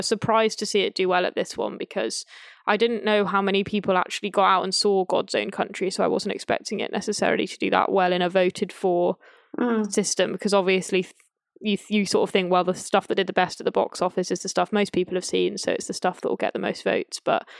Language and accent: English; Cheltenham, South West England, United Kingdom; now in London, United Kingdom; I say this as part of the Irish diaspora, so yeah. I hope no one thinks that this is rude of me, but I'm from Cheltenham in Gloucestershire, which has a massive Irish diaspora community.